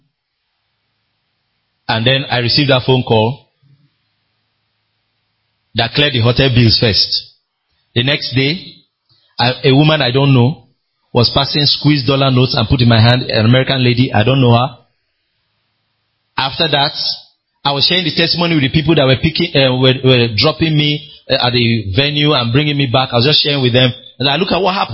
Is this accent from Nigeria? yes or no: yes; Nigeria